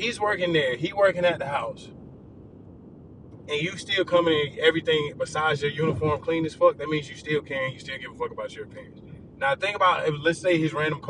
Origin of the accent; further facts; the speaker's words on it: Atlanta, Georgia, United States; also born or lived in New York; I'm from the East Side, man. I used to say I'm from New York. I am. I was born in New York. I'm from East Atlanta